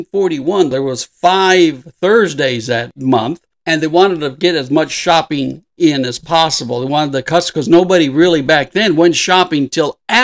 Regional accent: Southern California, United States; I grew up in Southern California

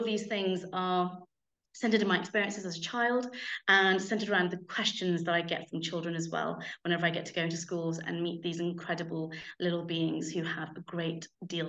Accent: United Kingdom; I'm British

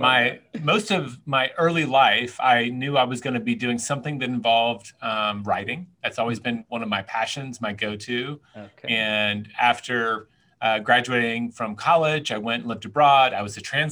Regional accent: the South, United States; also born or lived in New York City, United States; now in Austin, United States; I'm originally from the South

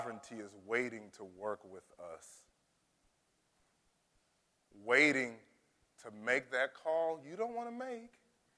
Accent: United States; as an American

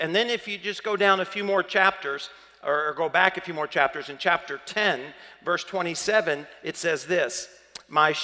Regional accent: the South, United States; accent: southern; my southern accent

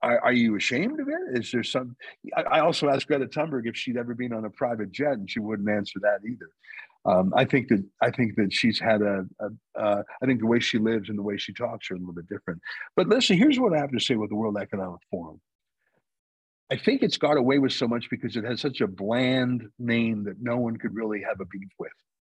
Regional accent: Canada; I'm a Canadian

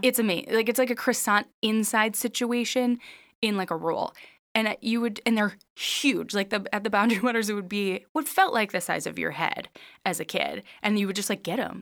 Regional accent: Minnesota, United States; I'm from Minnesota

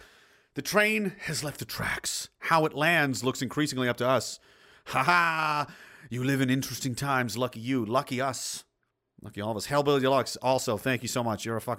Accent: Newfoundland and Labrador, Canada; moved away; I'm a Newfoundlander in Alberta since 96. Oh, geez, boy, loving the flatlands, eh?

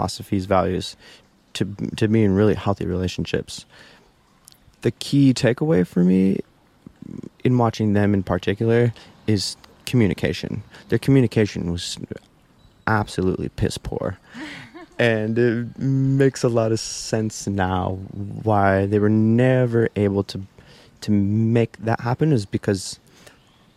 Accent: Midwest, United States; moved away; growing up in the Midwest

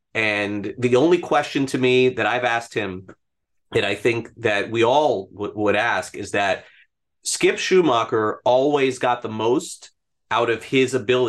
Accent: North Miami, Florida, United States; also born or lived in Brooklyn; So I grew up in North Miami. That's where I went to elementary school. I wasn't born here. I was born in Brooklyn and then came here at a very young age.

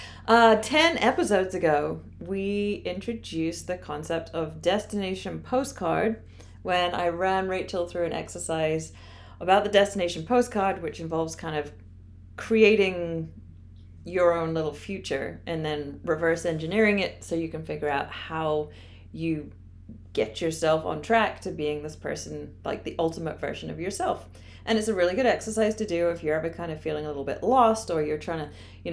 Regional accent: England, United Kingdom; moved away as an adult; I'm from England.

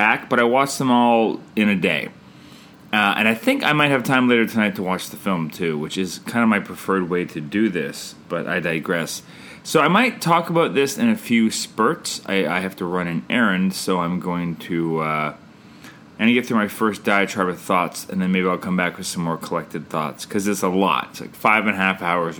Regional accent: Canada; I'm Canadian filmmaker

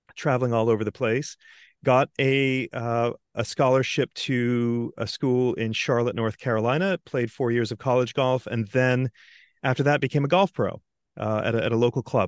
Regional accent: Antigua & Barbuda; moved away; also born or lived in London; growing up in Antigua

